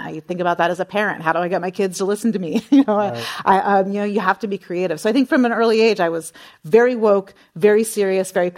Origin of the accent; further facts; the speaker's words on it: San Jose, California, United States; I grew up in San Jose